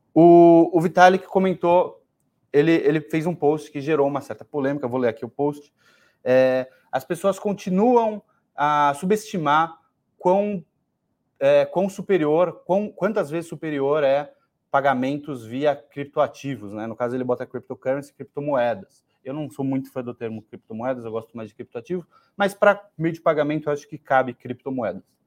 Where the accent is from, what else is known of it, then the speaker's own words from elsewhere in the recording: Brazil; a gente é brasileiro